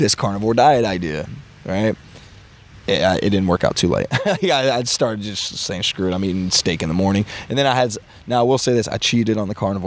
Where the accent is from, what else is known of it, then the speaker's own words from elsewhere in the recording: Hillsville, Virginia, the South, United States; moved away as an adult; now in Stanford, United States; I come from the South